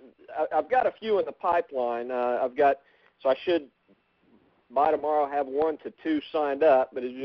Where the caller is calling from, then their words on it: Oklahoma, United States; in Oklahoma.